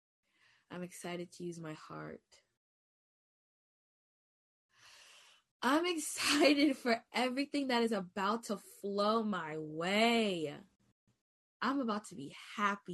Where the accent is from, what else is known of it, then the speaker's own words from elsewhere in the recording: New York, United States; I'm from New York